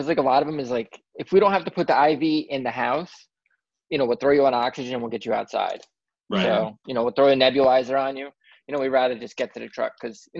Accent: New Jersey, United States; I'm from Jersey and it's a big union thing.

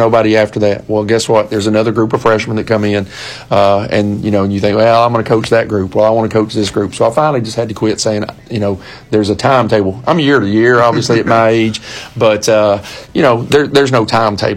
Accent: Warren County, Tennessee, United States; moved away as an adult; now in Gallatin, United States; I left Warren County, which I call my hometown, even though I didn't graduate high school there, coached there 5 years

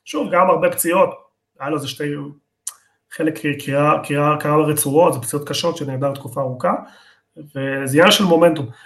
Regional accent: Argentina; אני ארגנטינאי

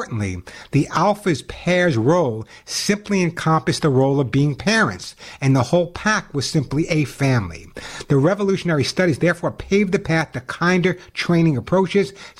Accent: New York, United States; accent: New York; now in California, United States

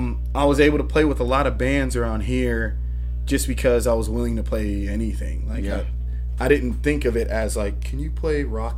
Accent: Greensboro, North Carolina, United States; also born or lived in Queens, New York; so I grew up in Greensboro. Okay. I was born in Queens. We came down here when I was like three.

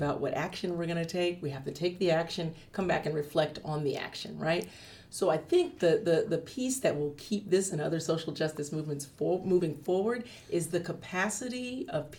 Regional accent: California, United States; now in Atlanta, United States; I grew up in California

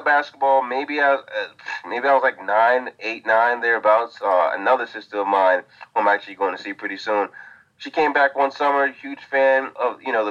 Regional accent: Nigeria; moved away; also born or lived in Atlanta, Georgia, United States; I was born in Atlanta, but my family is Nigerian. So I grew up in Nigeria for a decent amount of time.

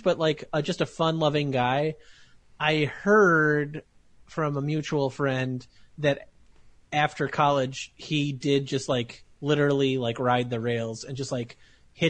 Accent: Morris, Illinois, United States; we used to do a lot of cross-country trips when I was a kid from Morris, Illinois

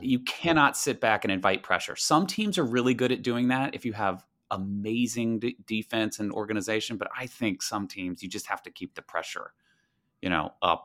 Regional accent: the South, United States; moved away; growing up in the South, it was all football all the time

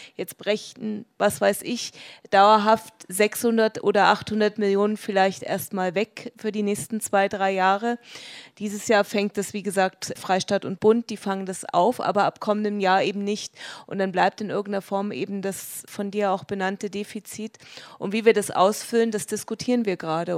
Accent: Dresden, Saxony, Germany; now in Munich, Germany; ich komme aus Dresden

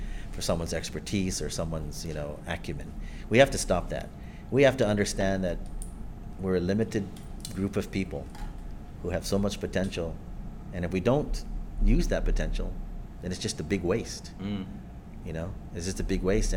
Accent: Guam; we're Chamorro, or we practice our Chamorro culture

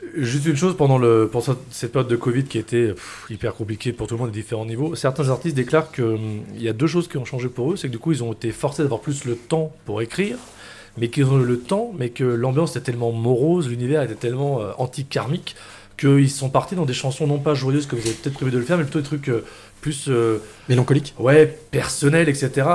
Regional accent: Lyon, Auvergne-Rhône-Alpes, France; en tant que Lyonnais

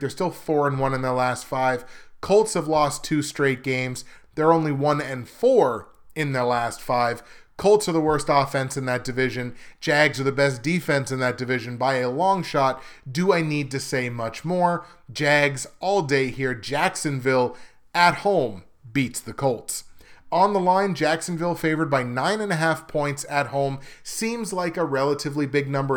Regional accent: Canada; I'm Canadian

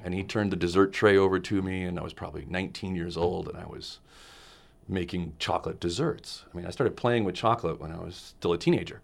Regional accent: Los Angeles, California, United States; also born or lived in Glendale, California; I am from Los Angeles, California

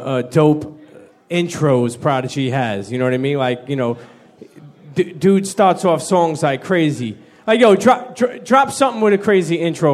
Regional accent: New York, United States; it's sad to say that as like a New Yorker

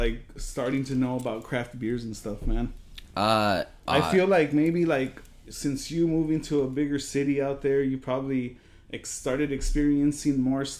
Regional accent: Modesto, California, United States; moved away; I'm actually from California. Modesto, shout out Modesto.

